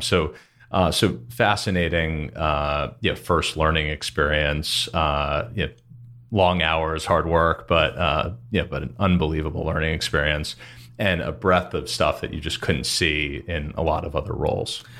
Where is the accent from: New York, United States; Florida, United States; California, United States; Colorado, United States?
Florida, United States; West Palm Beach; moved away as an adult; I was born and raised in South Florida area, West Palm Beach